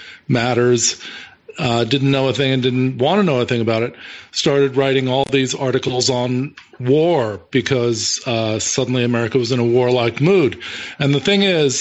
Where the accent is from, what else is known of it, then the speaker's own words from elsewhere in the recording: California, United States; moved away; also born or lived in New Zealand / Moscow; I was a professor in New Zealand, even though I'm originally from California